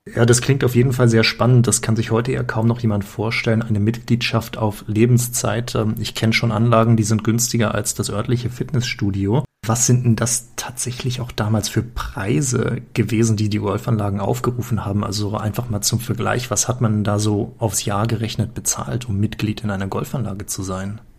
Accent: Schleswig-Holstein, Germany; now in Hanover, Germany; Ich komme ja aus dem Norden, aus der schönen Region von Hannover und ursprünglich aus Schleswig-Holstein.

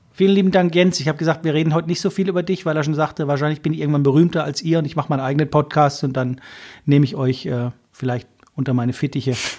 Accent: a village about 15-25 km from Mosbach, Baden-Württemberg, Germany; Bei uns gibt es ja nichts im Dorf. Ihr wisst ja nicht, wo wir herkommen, aber wir kommen aus der Vollpampa

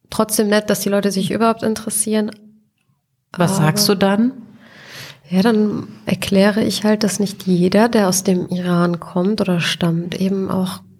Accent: Cologne, North Rhine-Westphalia, Germany; Ich bin äh, in Ehrenfeld aufgewachsen als Kind.

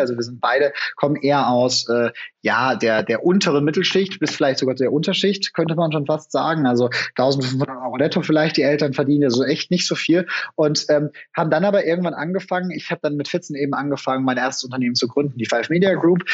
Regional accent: Franconia, Bavaria, Germany; ich komme selber aus Franken

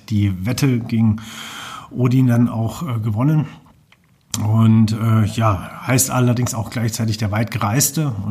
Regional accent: Fulda, Hesse, Germany; also born or lived in Bad Kissingen; Also ich bin in Bad Kissing geboren und von dort aus dann direkt nach Fulda gezogen. Vorher noch einen kleinen Umweg über Schwabenlindler, Heidenheim, Königsbronn gemacht. Aber so die meisten von meinen 46 Lenzen habe ich in Fulda verbracht.

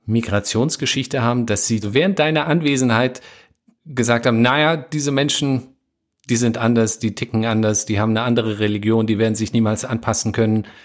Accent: Afghanistan; now in Germany; Wir sind ja aus Afghanistan aufgrund der sowjetischen Invasion nach Deutschland gekommen.

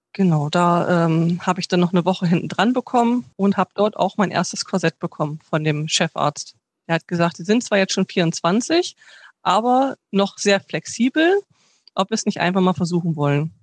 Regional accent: Bremen, Germany; ich bin eigentlich gebürtig aus Bremen

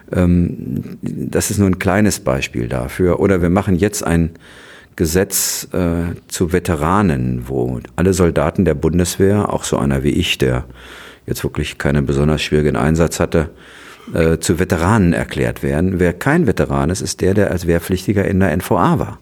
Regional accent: West Germany, Germany; bei uns in Westdeutschland

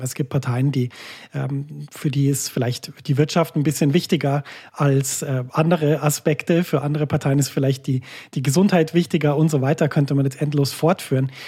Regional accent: Germany; now in Switzerland; Wir sind in der Schweiz im Gegensatz zu meiner Heimat Deutschland

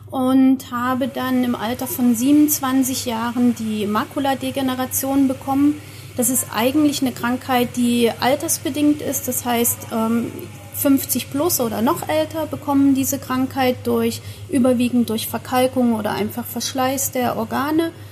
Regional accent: Thuringia, Germany; Ich komme aus der Nähe von Freiburg, mehr südlich und ähm, komme aber ursprünglich aus der Nähe von Erfurt

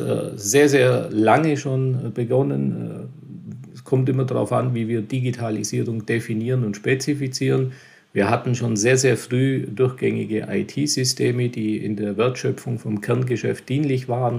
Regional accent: Lindenberg im Allgäu, Bavaria, Germany; geboren in Lindenburg und aufgewachsen hier in Lindenburg im schönen, beschaulichen Allgäu

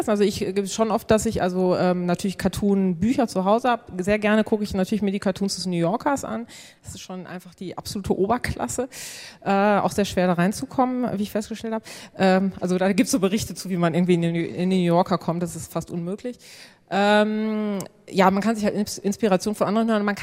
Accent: Senden, North Rhine-Westphalia, Germany; Also ich komme aus Senden, das liegt bei Münster 20 Kilometer

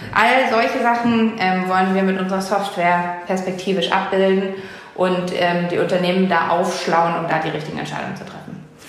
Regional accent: Hamburg, Germany; meine Heimatstadt Hamburg

